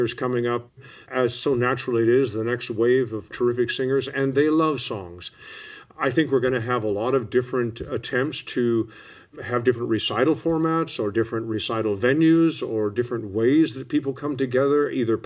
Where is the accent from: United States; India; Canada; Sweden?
United States; I'm so grateful that I am an American. I'm so grateful that I was raised an American.